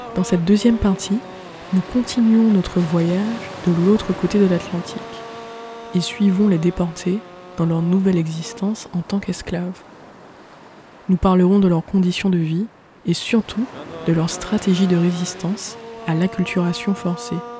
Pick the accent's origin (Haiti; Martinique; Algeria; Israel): Martinique; je suis une Martiniquaise